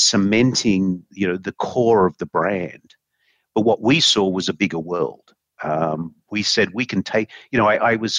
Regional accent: Australia; moved away; when I grew up in Australia

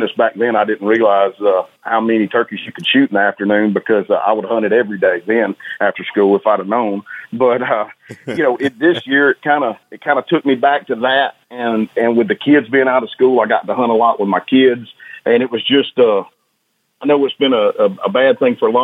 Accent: Northwest Georgia, United States; I grew up in Northwest Georgia

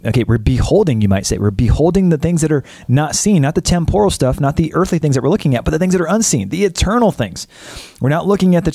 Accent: United States; I'm an American

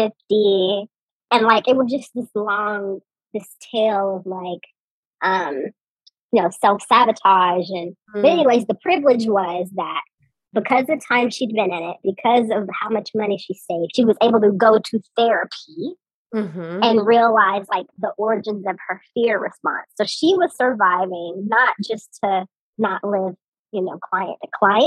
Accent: Georgia, United States; I am a dark-skinned Black woman born and raised in Georgia

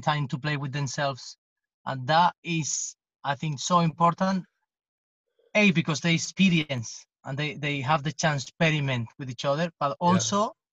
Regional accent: Jerez de la Frontera, Andalusia, Spain; English is a second language; in Jerez, which is my hometown

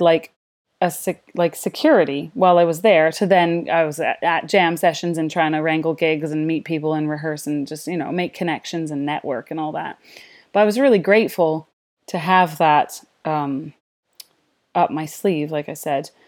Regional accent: Canada; moved away as an adult; also born or lived in London, United Kingdom / Nanaimo, Canada

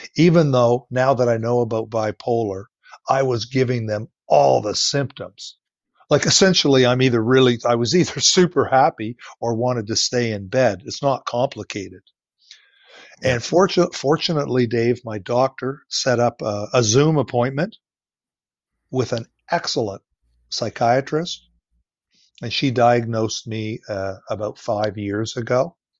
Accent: Ontario, Canada; moved away as an adult; also born or lived in Nova Scotia; I am from Ontario. That's where my family is all from

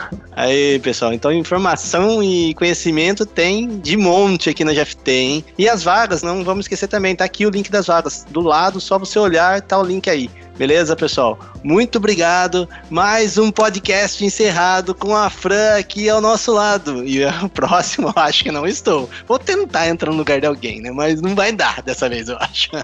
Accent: Sorocaba, São Paulo, Brazil; Eu sou de Sorocaba

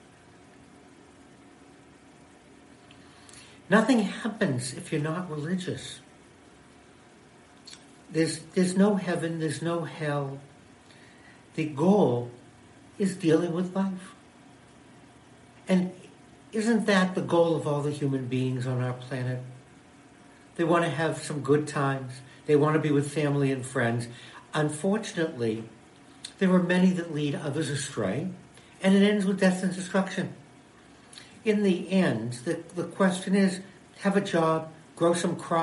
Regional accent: United States; I'm an American Jew, a Jewish American

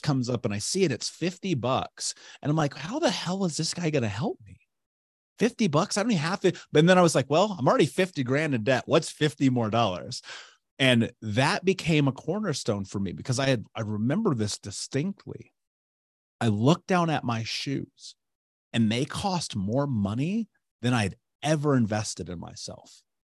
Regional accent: Indianapolis, Indiana, United States; I grew up in Indianapolis

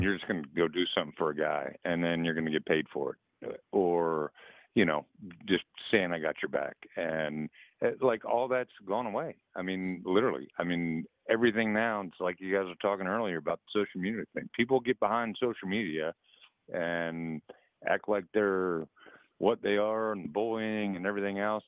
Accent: Maryland, United States; moved away as an adult; also born or lived in West Virginia; now in Arizona, United States; I'm from Maryland originally

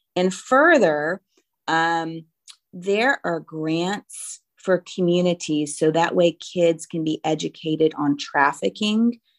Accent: Roanoke, Virginia, United States; I'm sixth generation Roanoke. Uh, it's really great that my hometown where I went to middle school and high school

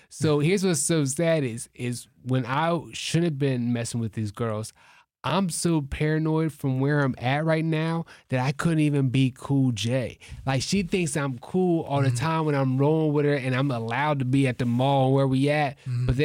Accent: Toledo, Ohio, United States; I'm from Toledo.

